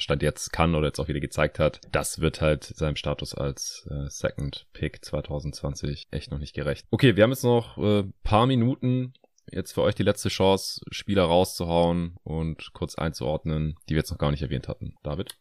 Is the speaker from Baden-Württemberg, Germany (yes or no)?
yes; Stuttgart, Baden-Württemberg, Germany; moved away; meine alte Heimat nach Stuttgart